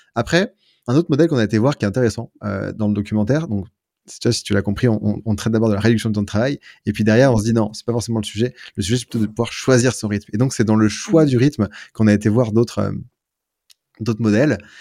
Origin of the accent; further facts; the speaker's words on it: France; now in Lyon, France; en tant que Français